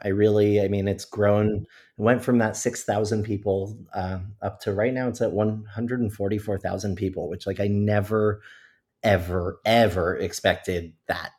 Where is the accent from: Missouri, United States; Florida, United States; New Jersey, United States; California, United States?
Florida, United States; I'm born and raised in Florida